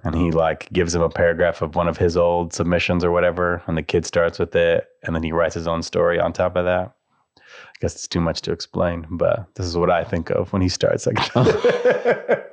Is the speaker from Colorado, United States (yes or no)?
yes; Colorado, United States; where I grew up in Colorado